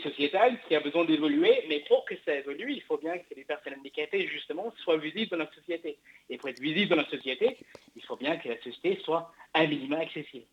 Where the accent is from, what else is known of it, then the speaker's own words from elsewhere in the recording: England, United Kingdom; now in France; je suis anglais à l'origine